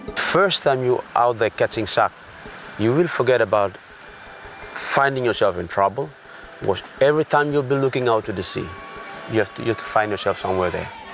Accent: Kontu Village, New Ireland, Papua New Guinea; I come from Connell Village.

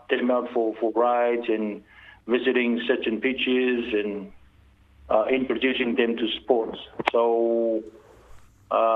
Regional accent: Tonga; now in New Zealand; a local boy growing up in Tonga.

